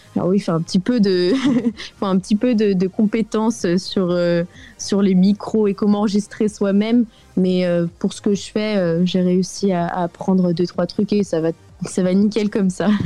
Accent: France; now in South Africa; en tant que Française

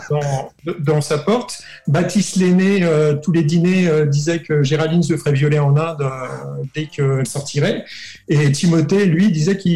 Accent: Brittany, France; also born or lived in Grenoble; je tiens mon origine bretonne. Quand on me dit qui es-tu Je dis je suis breton.

